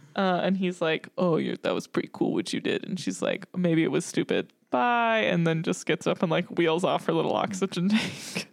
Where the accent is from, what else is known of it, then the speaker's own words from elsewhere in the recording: the South, United States; growing up in the South